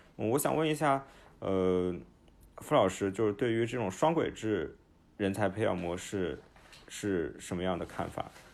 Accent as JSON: {"language": "Chinese", "town": "Nanjing", "region": "Jiangsu", "country": "China", "tie": "born or raised there", "said": "我是出生在南京的，而且我之前大部分的时间都在南京"}